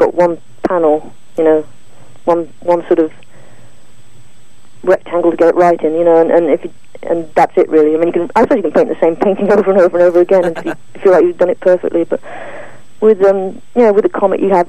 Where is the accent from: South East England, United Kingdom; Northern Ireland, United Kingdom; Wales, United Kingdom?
Wales, United Kingdom; I grew up in Wales